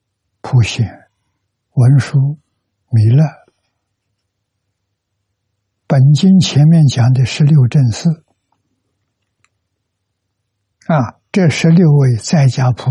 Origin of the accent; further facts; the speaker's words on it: China; 我们中国人